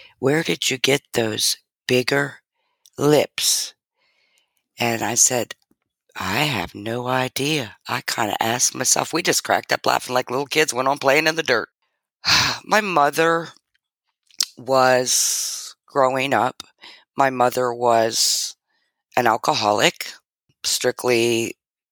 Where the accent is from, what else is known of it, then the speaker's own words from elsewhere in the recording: Arlington, Virginia, United States; also born or lived in Washington, D.C.; moved on to Arlington, Virginia